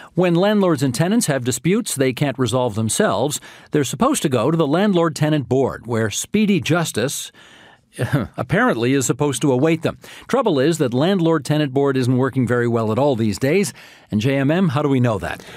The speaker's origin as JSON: {"language": "English", "region": "Ontario", "country": "Canada", "tie": "born or raised there", "said": "my most formative years growing up in Ontario"}